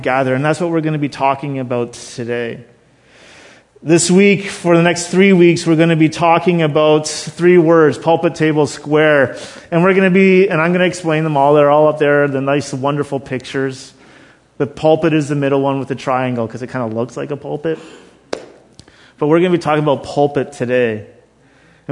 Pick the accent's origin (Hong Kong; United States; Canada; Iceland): Canada; Thunder Bay, Ontario; I was born in Thunder Bay